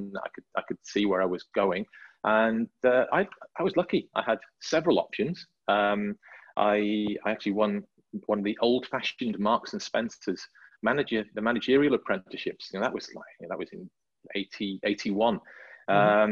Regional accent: Llangollen, Wales, United Kingdom; I grew up in deepest, darkest North Wales, in above a town called Llangollen. And the reason I say Llangollen is that I grew up halfway between Wrexham and Llangollen.

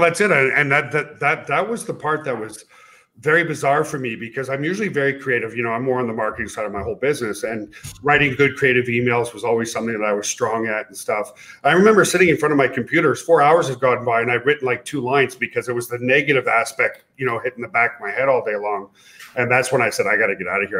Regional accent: Canada; moved away as an adult; also born or lived in Ottawa, Ontario, Canada; now in United States; I'm a Canadian US citizen now

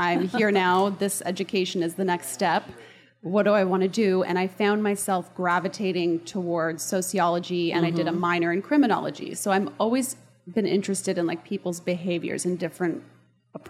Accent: Toronto, Ontario, Canada; also born or lived in Florida; now in Dallas, United States; I was born in Toronto, Canada, and I am the eldest of four kids

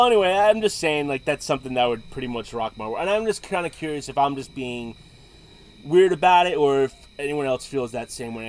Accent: Bronx, New York, United States; and I'm from the Bronx, and the Bronx is mainly in the at the time, back year, many, many, many years ago, it was known as an Italian

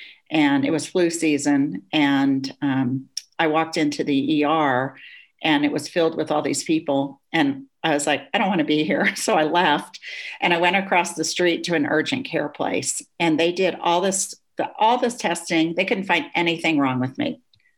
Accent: Germany; I grew up in Germany. My father worked for the US government.

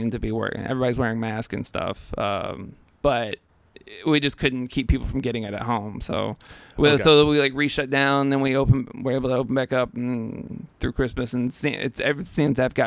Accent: Memphis, Tennessee, United States; also born or lived in New York; I liked growing up here

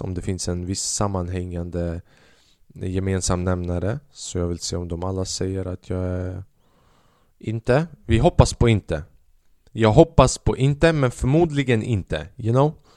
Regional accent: Albania; now in Sweden; Jag är från Albanien

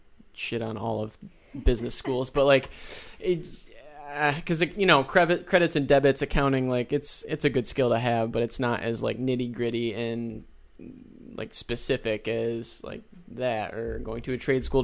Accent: Vestal, New York, United States; moved away as an adult; also born or lived in Oswego, New York; now in Syracuse, United States; I grew up in Vestal, Binghamton area.

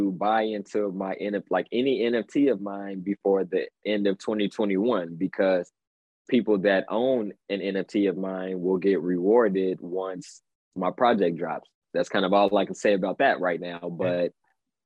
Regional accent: Gary, Indiana, United States; now in Chicago, United States; Scary Gary is the nickname of my hometown, Gary, Indiana. So I live in Chicago right now, but I'm from like the Chicagoland area

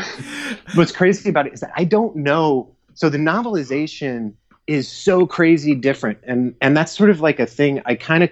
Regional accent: Georgia, United States; I grew up in Georgia

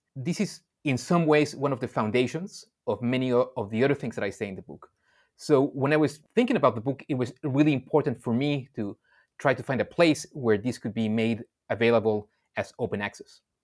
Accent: Mexico; moved away; also born or lived in Indonesia; I grew up in Mexico and then I spent many years in Indonesia

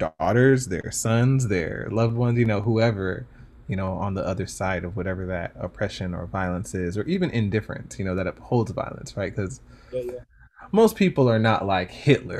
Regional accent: Stone Mountain, Georgia, United States; I grew up in Stone Mountain, Georgia, and in the South

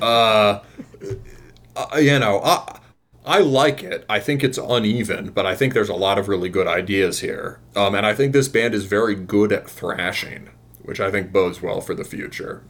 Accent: Midwest, United States; I'm I'm from the Midwest

